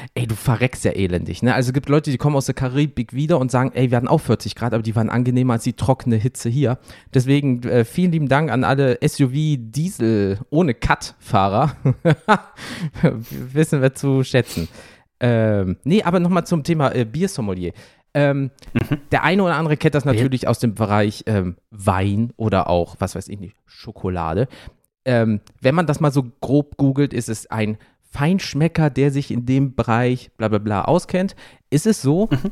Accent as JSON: {"language": "German", "region": "Rhineland", "country": "Germany", "said": "ich komme aus dem Rheinland genauso wie du."}